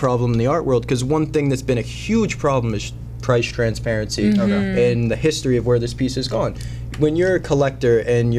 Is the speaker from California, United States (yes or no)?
no; Tampa, Florida, United States; And I came up from Tampa, Florida, actually.